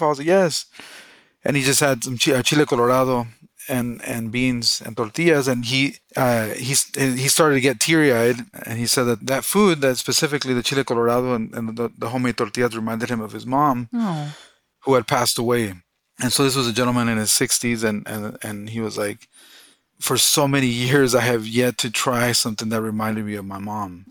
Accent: Southern California, United States; also born or lived in Mexico; now in Boise, United States; I was born in Mexico. Uh, I was brought to the U.S. illegally when I was four or five. Um, so I, I, grew up undocumented in Southern California

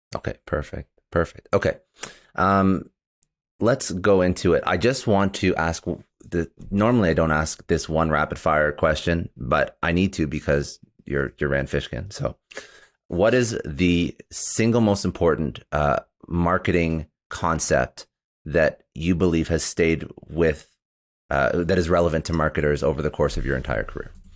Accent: Canada; now in United States; I'm actually Canadian

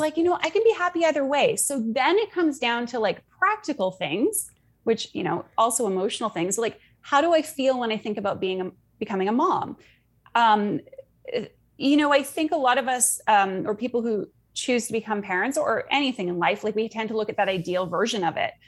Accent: Canada; also born or lived in Sydney, Australia; now in Munich, Germany; I'm from Canada. I live in Munich, Germany.

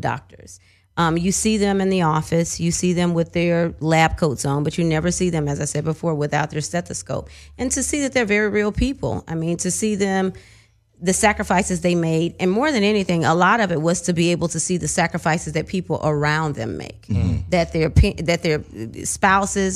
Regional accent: Chattanooga, Tennessee, United States; moved away as an adult; now in Atlanta, United States; I'm from Tennessee. I'm Chattanooga, Tennessee.

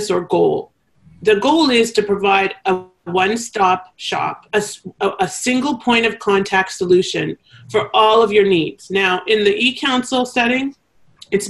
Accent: Canada; accent: Canadian; my Canadian accent.

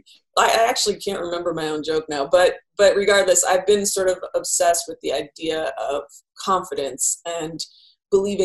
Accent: Bay Area, California, United States; I grew up in the Bay Area

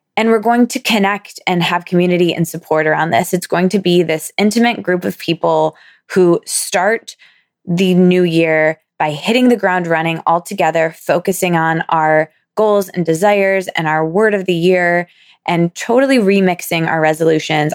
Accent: Michigan, United States; moved away as an adult; now in New York City, United States; my hometown slash my college town, same place for me

